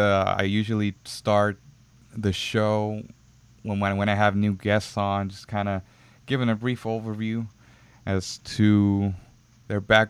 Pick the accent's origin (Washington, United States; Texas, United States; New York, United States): Texas, United States; Houston; I grew up in, and still am in, the Second Ward area